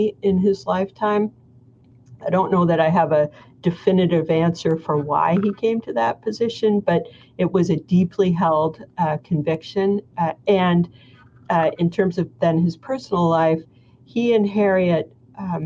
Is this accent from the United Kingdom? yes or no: no; Canada; I'm Canadian